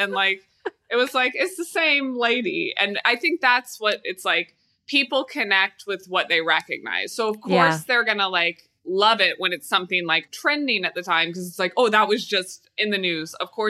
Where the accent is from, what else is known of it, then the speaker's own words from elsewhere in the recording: Midwest, United States; You know, growing up in the Midwest, perpetual people pleaser, like yep. my whole life.